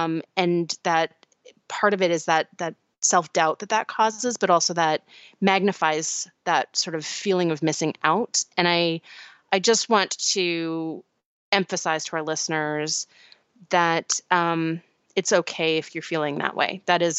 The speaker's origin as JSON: {"language": "English", "town": "St. Louis", "region": "Missouri", "country": "United States", "tie": "born or raised there", "said": "Although my hometown of St. Louis was mostly following the science at the beginning, now that our local cases have fallen, half the population has gone back to life as normal."}